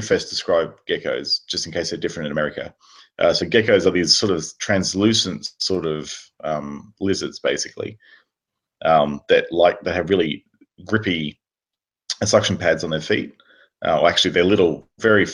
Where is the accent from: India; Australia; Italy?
Australia; Being an Australian